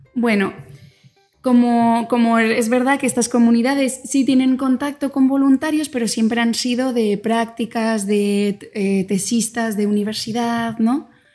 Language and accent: Spanish; Alcalá de Henares, Community of Madrid, Spain; moved away as an adult; now in Oaxaca, Mexico; soy española, nací en Alcalá de Henares.